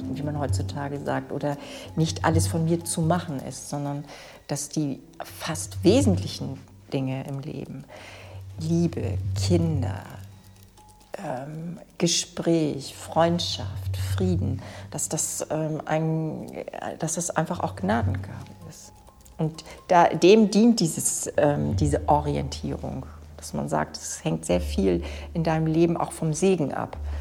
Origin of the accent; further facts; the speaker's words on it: Dithmarschen, Schleswig-Holstein, Germany; Ich bin ja in Dithmarschen aufgewachsen